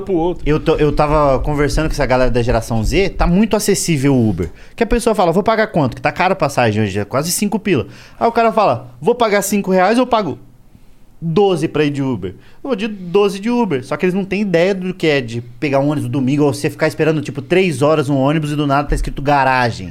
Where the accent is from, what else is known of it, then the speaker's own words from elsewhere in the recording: Pinhais, Paraná, Brazil; moved away; also born or lived in Curitiba; Eu morava, sou de, de Curi, nasci em Curitiba, mas morava em Pinhais